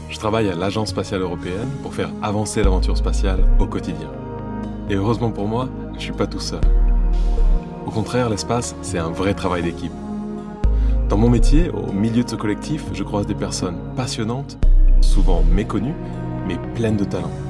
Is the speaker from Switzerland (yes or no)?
no; England, United Kingdom; French is a second language; moved away as an adult; also born or lived in Kourou, French Guiana; now in Paris, France; Oui, je suis britannique.